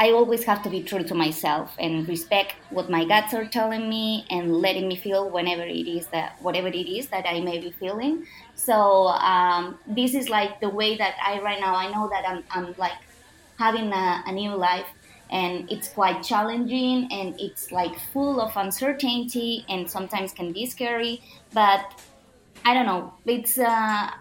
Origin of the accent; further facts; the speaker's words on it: Barcelona, Catalonia, Spain; moved away as an adult; also born or lived in Istanbul; the life that I was living back in Barcelona, in my hometown.